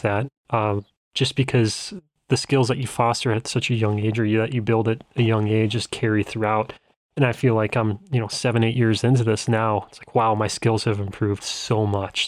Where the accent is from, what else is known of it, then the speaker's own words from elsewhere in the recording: Bismarck, North Dakota, United States; I'm from Bismarck, capital city, middle of state